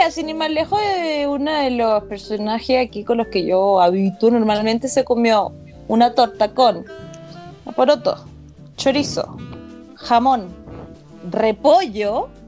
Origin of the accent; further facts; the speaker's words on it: United States; Spanish is a second language; Estoy aquí como y además como gringa, pues, weón, como que camina ahí una cuadra